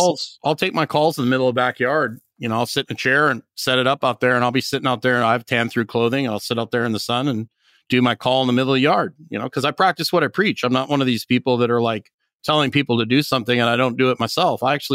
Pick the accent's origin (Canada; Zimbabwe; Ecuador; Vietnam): Canada; Northern Canada; And I grew up in Northern Canada, so you can be highly adaptable.